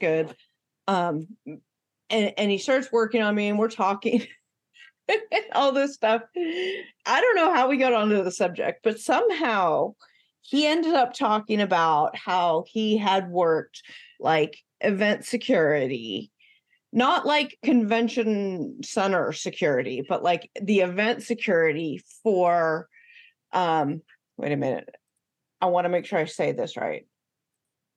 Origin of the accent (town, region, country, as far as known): Northern California, United States; born or raised there; accent: California accent; moved away as an adult; also born or lived in Bay Area / San Diego / Midwest